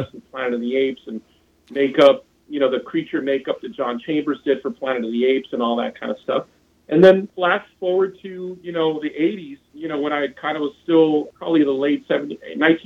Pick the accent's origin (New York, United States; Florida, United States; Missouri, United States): Florida, United States; South; I grew up in South Florida